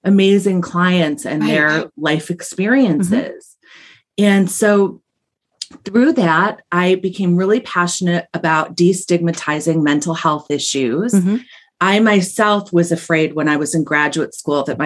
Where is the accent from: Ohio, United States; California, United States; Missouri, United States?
Ohio, United States; I'm a Buckeye. I'm from Ohio